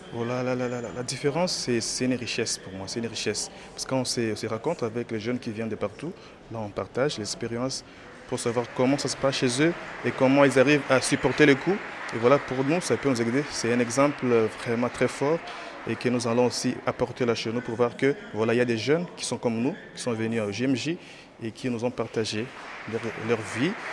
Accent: Goma, North Kivu, DR Congo; Je viens de, de Goma, dans la province Nord Kivu

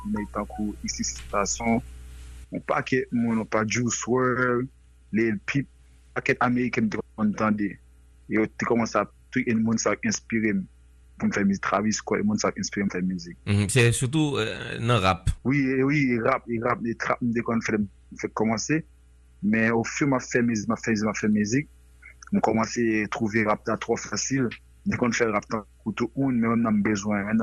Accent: Port-au-Prince, Ouest, Haiti; moved away as an adult; also born or lived in Florida / Saint Martin / United States; now in France; mwen fèt Haïti, mwen se moun ake. E normalman, mwen te viv tout adolesans mwen Port-au-Prest.

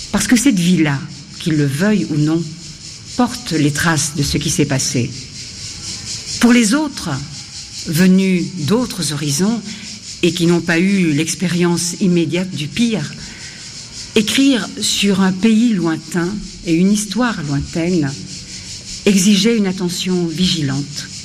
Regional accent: Cyangugu, Western Province, Rwanda; born there; je suis métisse, belgo-rwandaise. Mon père est belge et ma mère est rwandaise. Je suis née à Changougou, à la frontière du Congo et du Rwanda.

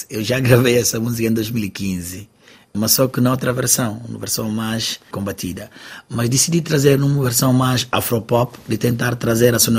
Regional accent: Guinea-Bissau; now in Portugal; Ela nasceu cá, eu que vim da Guiné-Bissau

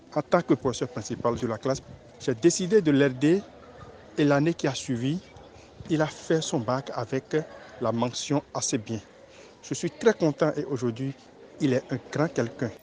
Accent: Grand-Popo, Mono, Benin; je suis originaire de la commune de Kampopo, plus précisément de l'arrondissement d'Adjaha

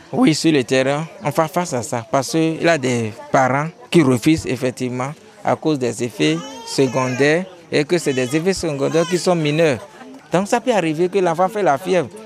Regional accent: Benin; chez nous au Bénin

